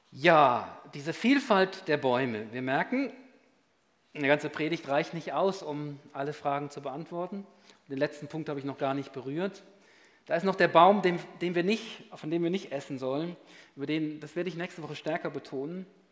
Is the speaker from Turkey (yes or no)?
no; Switzerland; bei uns in der Schweiz